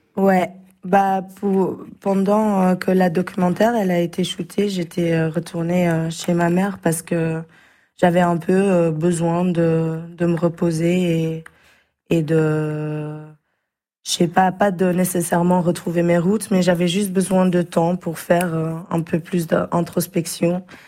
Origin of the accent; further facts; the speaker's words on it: Belgium; on est belge